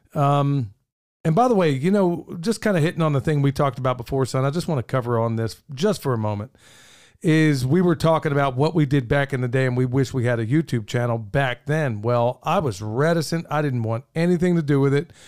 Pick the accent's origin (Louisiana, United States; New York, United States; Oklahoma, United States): Oklahoma, United States; moved away; where I grew up in Oklahoma, nobody has a basement